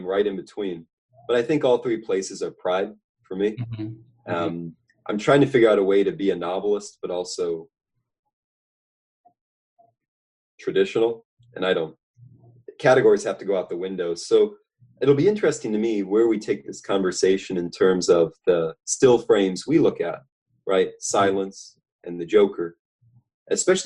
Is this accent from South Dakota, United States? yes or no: yes; Pierre, South Dakota, United States; also born or lived in Lincoln, Nebraska; now in Grover Beach, United States; I grew up in Pierre, South Dakota.